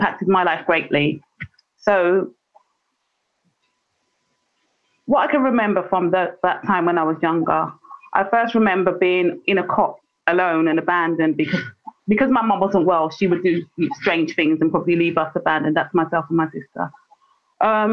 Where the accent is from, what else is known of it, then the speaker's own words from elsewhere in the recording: Saint John, Grenada; I'm from Mongranby in St. John's